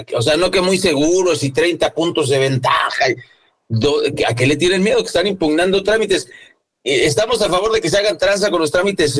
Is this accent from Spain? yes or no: no; Mexico; como buenos mexicanos